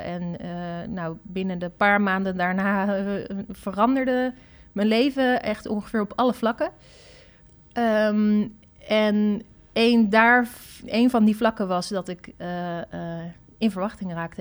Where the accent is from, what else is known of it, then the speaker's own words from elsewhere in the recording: Netherlands; als Nederlanders